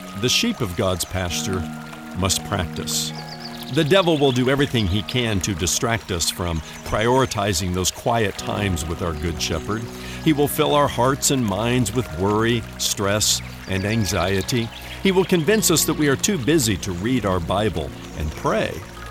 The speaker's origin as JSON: {"language": "English", "region": "Indiana", "country": "United States", "tie": "born or raised there", "moved": "yes", "said": "I was born and raised in the Hoosier State, the great state of Indiana"}